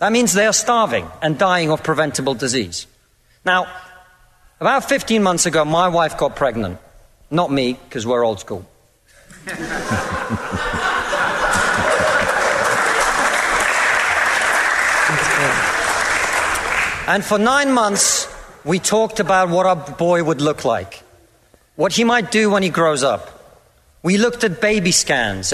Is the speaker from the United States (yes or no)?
no; Russia; now in United Kingdom; I come from Russia, which is not a poor country.